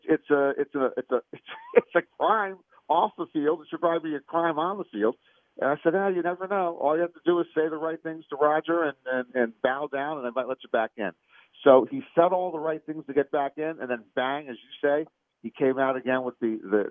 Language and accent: English; Maryland, United States; I grew up in Maryland and we went to the Hershey factory when we were in fourth or fifth grade